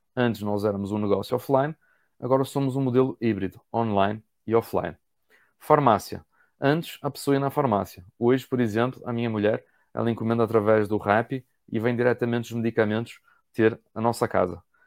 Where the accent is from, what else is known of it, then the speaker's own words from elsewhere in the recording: Portugal; moved away as an adult; now in Brazil; eu sou português